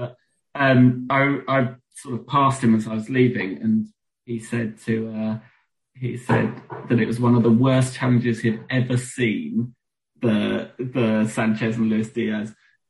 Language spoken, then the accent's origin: English; London, United Kingdom; where I grew up in North London, it was all Arsenal and Tottenham.